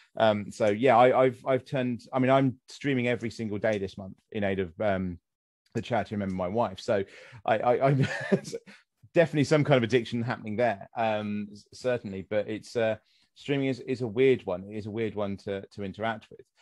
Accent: United Kingdom; accent: British; a British person with my accent

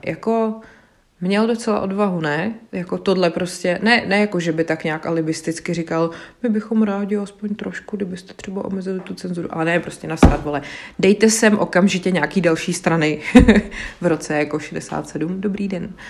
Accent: České Budějovice, South Bohemian Region, Czechia; já jsem z Českých Budějovic, takže Rudolfov to je hnedka prostě za Budějcima na kopci

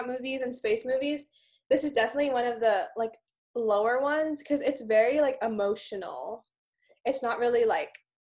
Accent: Bay Area, California, United States; growing up in the Bay Area

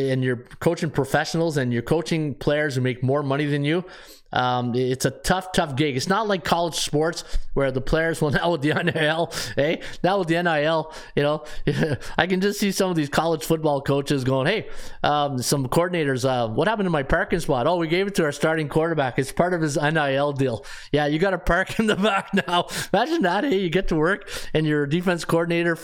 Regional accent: Ottawa, Ontario, Canada; I'm from Ottawa.

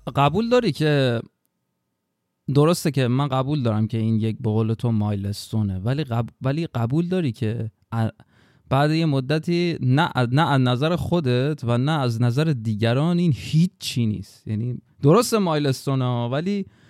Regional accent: Babol, Mazandaran, Iran; من توی بابل که به دنیا اومدم از ابتدایی رفتم راهنمایی

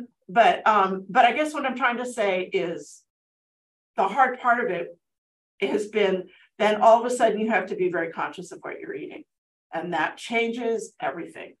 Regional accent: Altadena, California, United States; also born or lived in Pasadena, United States; now in Azusa, United States; I grew up in Altadena

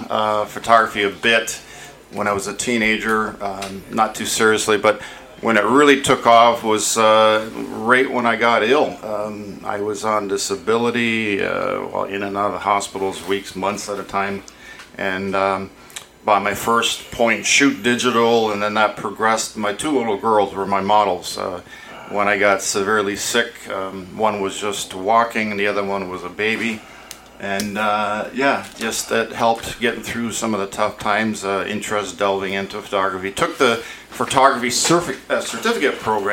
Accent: Niagara-on-the-Lake, Ontario, Canada; my dad bought a parcel of land on York Road in Niagara Lake, and that's where I grew up

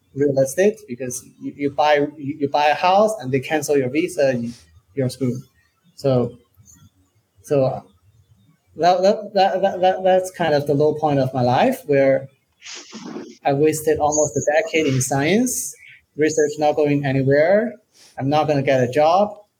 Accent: China; now in Portugal; I'm originally from China

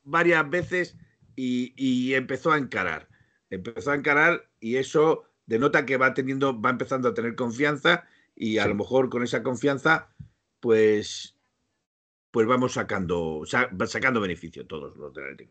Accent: Spain; yo soy español

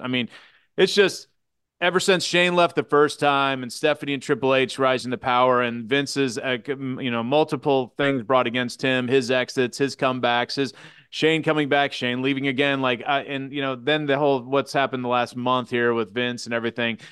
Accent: Kansas City, Missouri, United States; born and bred in Kansas City

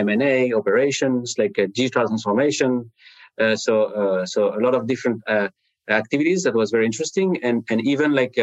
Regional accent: France; English is a second language; now in Cleveland, United States; I'm speaking to you today from like Cleveland, Ohio in the U.S., you hear my accent. I'm not from from the U.S. I'm from France originally

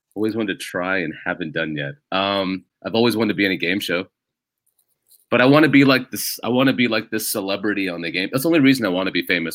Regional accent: United States; first language English; I'm born and raised here

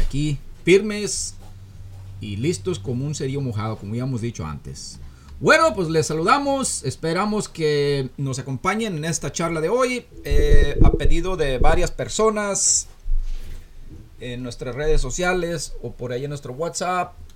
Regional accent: Florencia, Zacatecas, Mexico; moved away as an adult; also born or lived in Guadalajara / La Loma; now in United States; yo nací eh, ahí en Florencia, desde niño

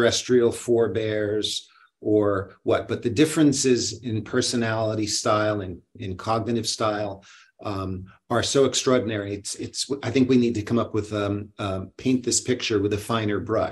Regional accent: Boston, Massachusetts, United States; I was born in Boston

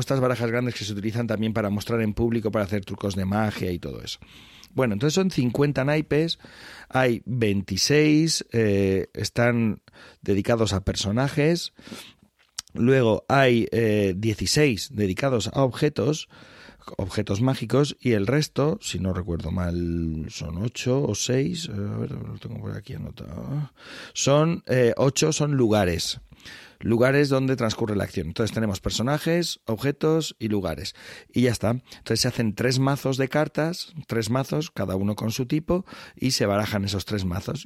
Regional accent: La Alcarria, Castilla-La Mancha, Spain; la Alcarria, mi tierra

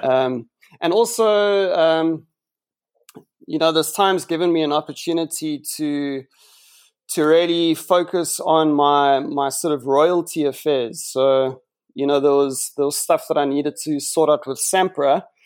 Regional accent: Johannesburg, Gauteng, South Africa; moved away as an adult; now in Cape Town, South Africa; I grew up in Jo'burg for eighteen years

